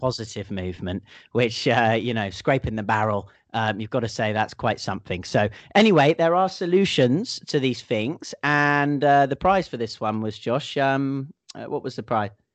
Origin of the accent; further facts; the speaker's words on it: England, United Kingdom; moved away; If it could only be like this every year in England, I might just never have left.